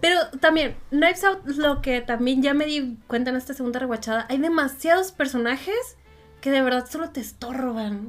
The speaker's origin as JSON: {"language": "Spanish", "town": "Monterrey", "region": "Nuevo León", "country": "Mexico", "said": "el público de Monterrey es muy difícil, que no nos reímos de cualquier cosa"}